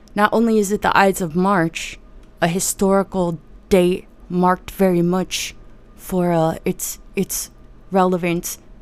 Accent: New Jersey, United States; I'm from New Jersey, uh, and I, and the part of New Jersey that's just west of New York City

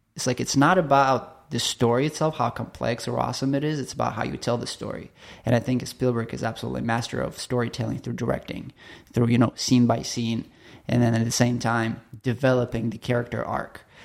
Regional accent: Chelyabinsk, Chelyabinsk Oblast, Russia; moved away; I grew up in Russia, so middle of the nowhere, uh, Siberia. Somebody is interested to look it up. It's called Chel-, Chelyabinsk.

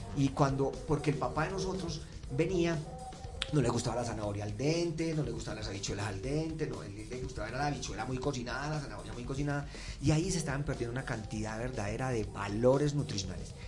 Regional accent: Medellín, Antioquia, Colombia; moved away; mi ciudad natal, que es Medellín

